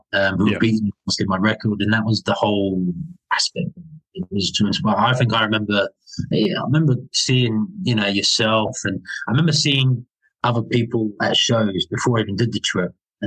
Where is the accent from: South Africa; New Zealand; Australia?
New Zealand; moved away; growing up in New Zealand